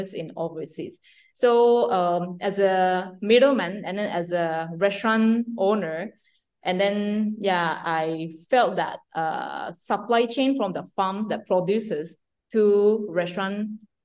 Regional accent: Japan; I decided to start to export my Japanese green tea from Japan to overseas

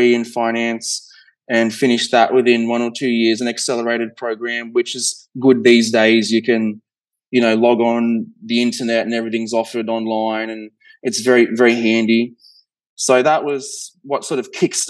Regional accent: Australia; accent: Australian; being Australian, I'm sure you can hear the accent, but down in Australia

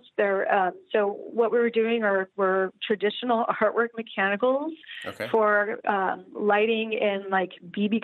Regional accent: Bay Area, California, United States; also born or lived in San Francisco / San Luis Obispo; I grew up in the Bay Area

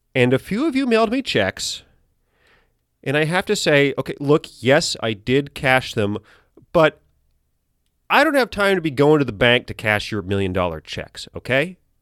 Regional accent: United States; I'm an American.

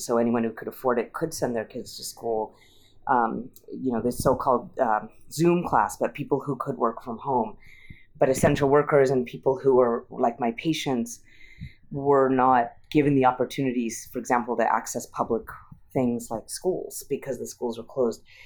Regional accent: Utah, United States; moved away as an adult; also born or lived in Massachusetts; now in San Francisco, United States; I'm Indian American, but I grew up in Utah

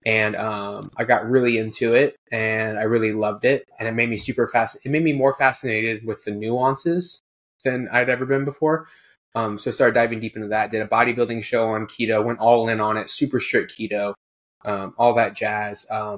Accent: Houston, Texas, United States; now in Kentucky, United States; Oh, I'm from Houston. Well, I'm actually technically from Kentucky. I just moved.

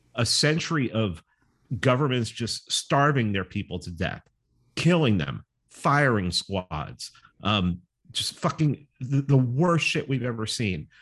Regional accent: New York City, New York, United States; growing up in New York City

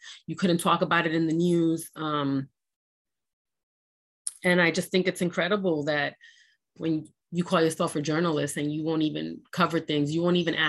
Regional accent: United States; And I'm an American. I just want to be left alone to pursue life, liberty, and the pursuit of happiness.

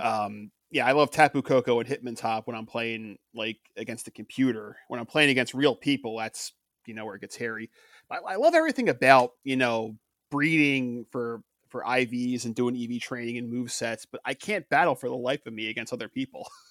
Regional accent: Philadelphia, Pennsylvania, United States; we grew up in Philadelphia

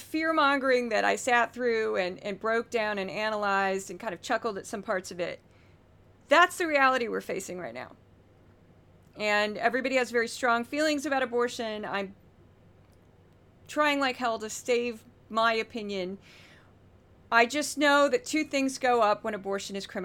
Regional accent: Missouri, United States; my home state, first off, in Missouri, the state that I was born in and raised

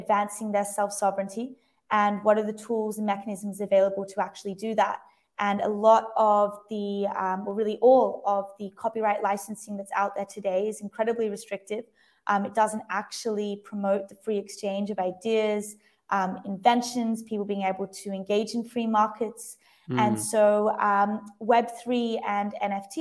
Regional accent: Lennox Head, New South Wales, Australia; also born or lived in Sydney; I'm from Australia, and the majority of it from like very young to around 10 or 11, I grew up in a really small beach town on the east coast of Australia called Lennox Head

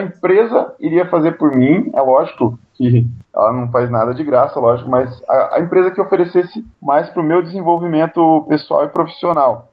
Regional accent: Ubiratã, Paraná, Brazil; also born or lived in Curitiba; Eu sou nascido em Ubiratã, uma pequena cidadezinha do interior do Paraná, e eu me mudei para Curitiba para fazer o segundo grau

